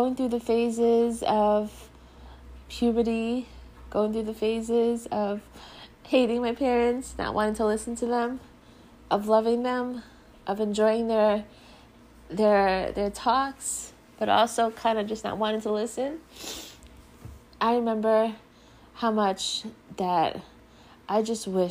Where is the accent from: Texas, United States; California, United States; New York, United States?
New York, United States; Long Island; I grew up here on Long Island